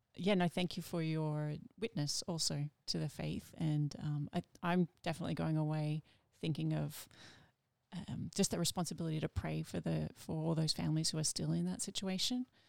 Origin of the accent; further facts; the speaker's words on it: Melbourne, Victoria, Australia; also born or lived in United States; I grew up in Melbourne